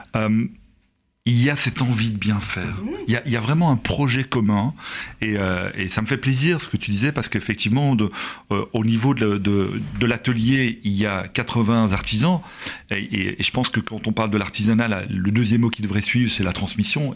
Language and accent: French; Belgium; nous en tant que Belges